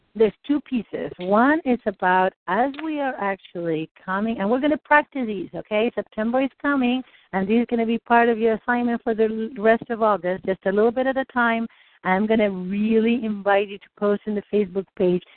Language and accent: English; Argentina; moved away; I grew up in Argentina